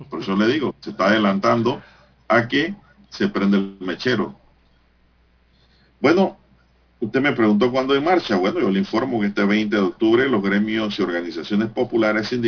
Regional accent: Panama; Porque al fin y al cabo somos panameños.

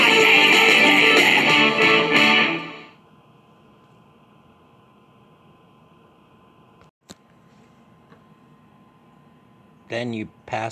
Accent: New England, United States; I'm from New England

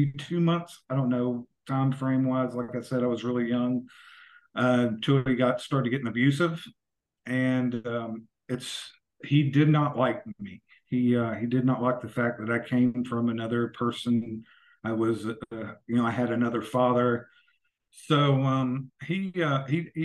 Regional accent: Yukon, West Virginia, United States; also born or lived in Bluefield, West Virginia; now in Kansas City, United States; I'm originally from southern West Virginia. I grew up in a very small town called Yukon, West Virginia, right outside of War, which is WAR

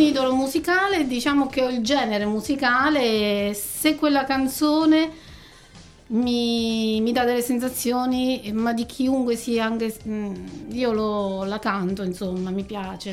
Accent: Nereto, Abruzzo, Italy; io che vengo da Nereto

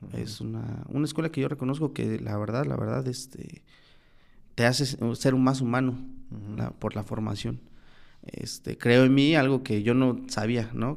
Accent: Tlaxiaco, Oaxaca, Mexico; moved away as an adult; also born or lived in Zacualpan, Tlaxcala / San Miguel el Grande, Oaxaca; yo vine de Tlajiaco

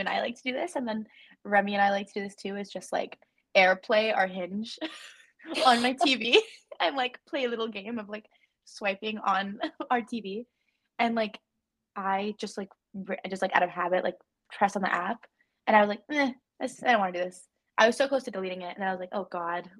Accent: New Mexico, United States; moved away; I'm from New Mexico

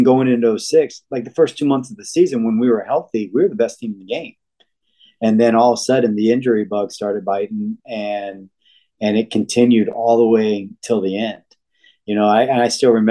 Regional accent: Florida, United States; I'm from Florida

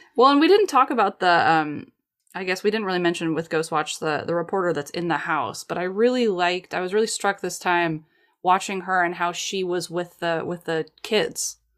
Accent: United States; I'm American

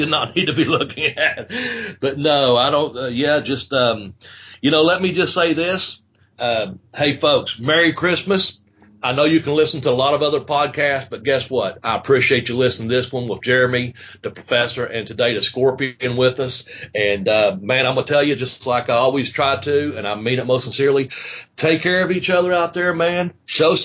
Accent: United States; here at my hometown, in the Boyd County community

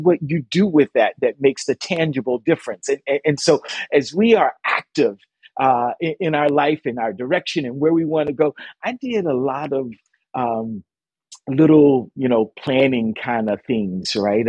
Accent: Dunedin, Florida, United States; now in Toronto, Canada; growing up in Little Dunedin, Florida.

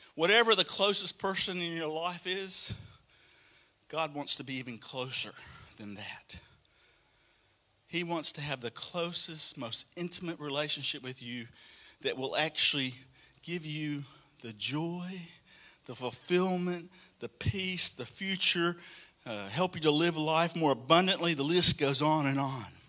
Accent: Alabama, United States; moved away as an adult; also born or lived in Atlanta, Georgia; now in Australia; I still kind of felt like Alabama was home.

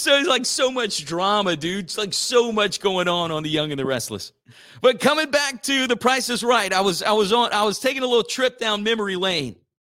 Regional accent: Church Point, Louisiana, United States; Votros is in my hometown of Church Point, and it's where I'm coming to you live from

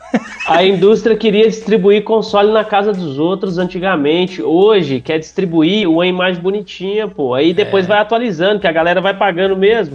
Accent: interior of Minas Gerais, Brazil; now in São Paulo, Brazil; eu sou do interior de Minas

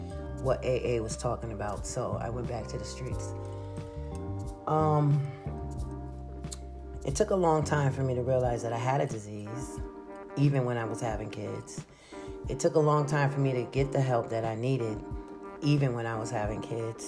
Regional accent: Schenectady, New York, United States; I'm from Schenectady, New York. Well, I grew up in Schenectady, New York

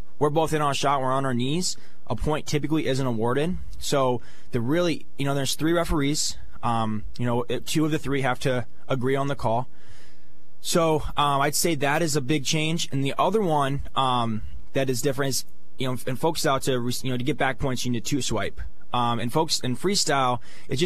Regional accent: State College, Pennsylvania, United States; my hometown, my home fan base

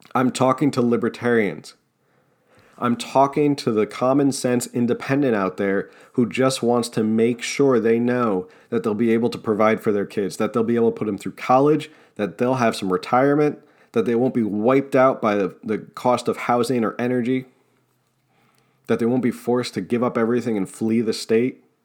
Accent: New Jersey, United States; accent: Jersey; I talk through my jersey accent.

